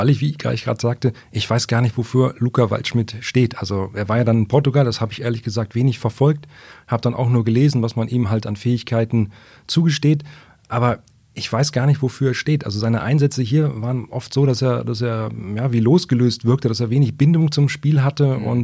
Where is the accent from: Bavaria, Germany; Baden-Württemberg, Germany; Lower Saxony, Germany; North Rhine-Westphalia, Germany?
Lower Saxony, Germany; Wolfsburg; ich bin gebürtiger Wolfsburg.